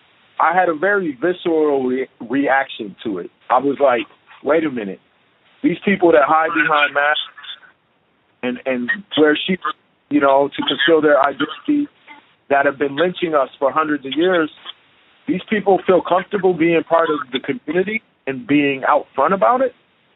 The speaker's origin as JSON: {"language": "English", "town": "Chicago", "region": "Illinois", "country": "United States", "tie": "born or raised there", "said": "already dealt with physical violence and being ostracized and bullied and beat up, this is part of being growing up in Chicago."}